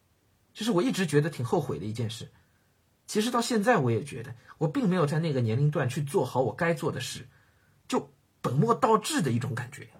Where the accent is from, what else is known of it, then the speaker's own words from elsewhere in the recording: Hengshui, Hebei, China; 我是在河北衡水长大的，小学、初中都在衡水读。